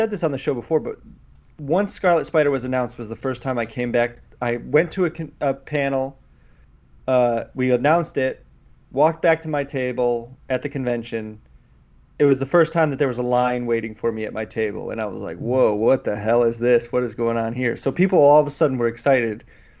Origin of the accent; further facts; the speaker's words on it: Michigan, United States; we're both from Michigan. I went to Michigan State.